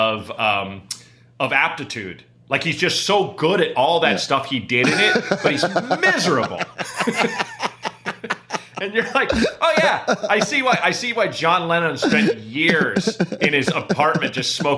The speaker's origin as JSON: {"language": "English", "town": "Portland", "region": "Oregon", "country": "United States", "tie": "born or raised there", "said": "I grew up in Portland, Oregon, which is a city."}